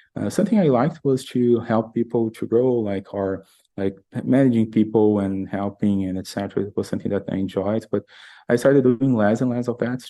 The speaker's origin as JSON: {"language": "English", "country": "Brazil", "moved": "as an adult", "lives_now": "United States", "said": "I'm originally from Brazil. I live in the US these days."}